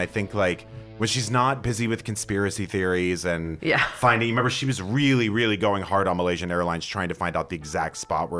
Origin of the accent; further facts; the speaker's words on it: Texas, United States; 10 or 11 growing up in Texas